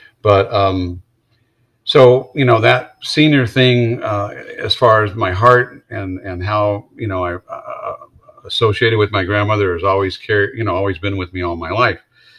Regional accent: Wisconsin, United States; I came down here from Wisconsin, so that kind of made sense.

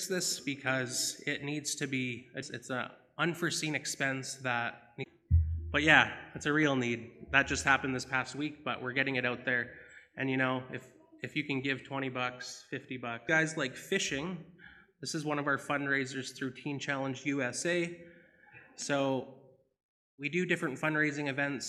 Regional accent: Binscarth, Manitoba, Canada; I'm from Binscarth by Russell

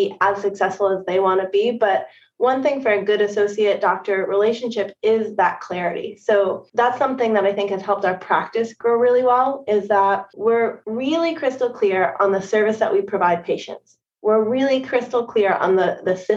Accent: New England, United States; moved away as an adult; also born or lived in Bay Area, California / Seattle, Washington; now in Portsmouth, United States; I'm from the East Coast

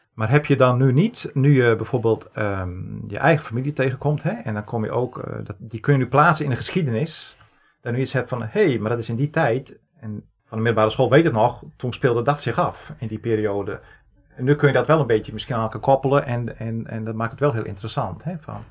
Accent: Friesland, Netherlands; Geboortejaar 1971, geboren in Friesland.

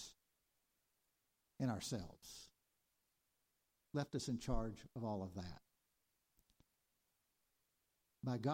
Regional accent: Arkansas, United States; moved away as an adult; also born or lived in New York; sent us back home to stay in Arkansas. I felt called to a place, home

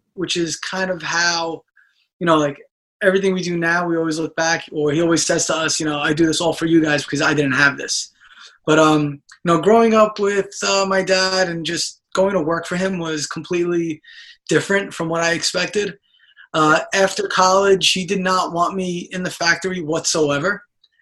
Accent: New York City, New York, United States; growing up in Brooklyn pretty much all my life to immigrant parents

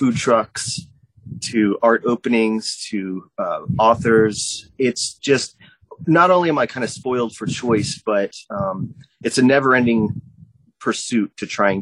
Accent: Doraville, Georgia, United States; moved away as an adult; now in Athens, United States; I'm from Doraville, and so I came all the way through the DeKalb County public school system

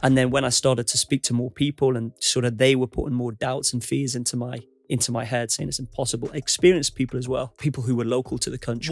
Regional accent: United Kingdom; U K is my home country.

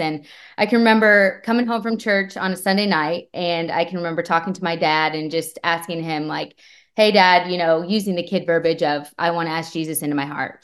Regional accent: Bremen, Indiana, United States; moved away; I grew up in Bremen, Indiana

